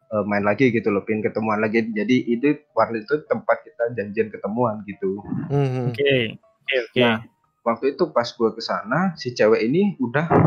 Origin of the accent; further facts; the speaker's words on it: Banyuwangi, East Java, Indonesia; gua di sekitaran Banyuwangi lah.